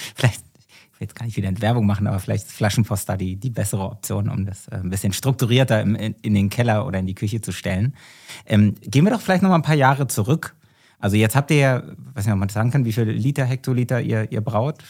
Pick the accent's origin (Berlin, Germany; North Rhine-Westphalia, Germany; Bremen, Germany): Berlin, Germany; ich bin ja Berliner